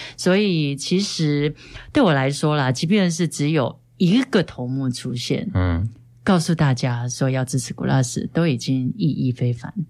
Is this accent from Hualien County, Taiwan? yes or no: yes; Hualien County, Taiwan; 我是花莲人